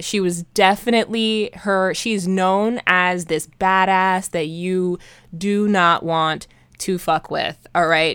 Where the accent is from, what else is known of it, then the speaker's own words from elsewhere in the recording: Hawaii, United States; growing up in Hawaii in the nineties